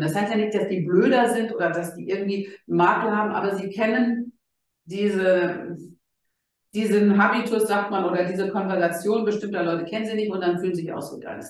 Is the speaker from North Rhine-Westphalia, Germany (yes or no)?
yes; Gelsenkirchen, North Rhine-Westphalia, Germany; ich bin ja in Gelsenkirchen geboren